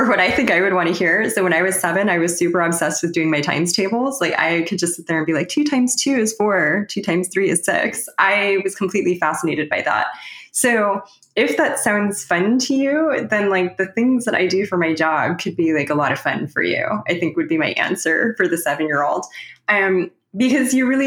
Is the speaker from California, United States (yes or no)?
yes; Los Angeles, California, United States; moved away as an adult; also born or lived in Waterloo, Ontario, Canada; I'm originally from Los Angeles